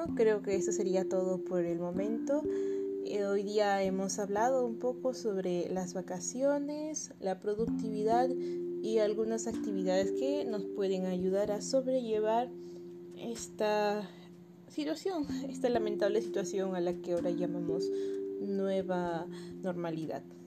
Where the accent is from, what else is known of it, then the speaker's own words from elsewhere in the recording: Peru; yo soy peruana